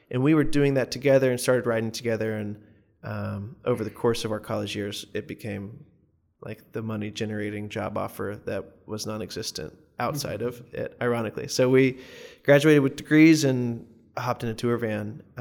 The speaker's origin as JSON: {"language": "English", "region": "the South", "country": "United States", "said": "as a Southerner, often I think that, especially as a white male Southerner, there are times of like this identity crisis"}